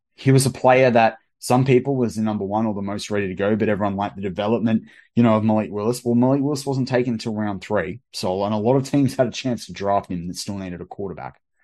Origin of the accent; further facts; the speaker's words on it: Australia; as an Australian, like, w-, we probably swear a bit more on R T V and through our pop culture